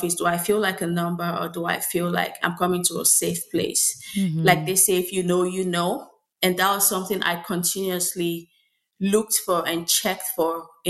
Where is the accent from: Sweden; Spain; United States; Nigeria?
Nigeria; moved away; I'm Nigerian